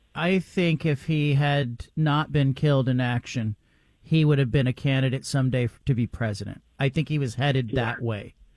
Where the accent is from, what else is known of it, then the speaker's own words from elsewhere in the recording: Bay Area, California, United States; I grew up in the Bay Area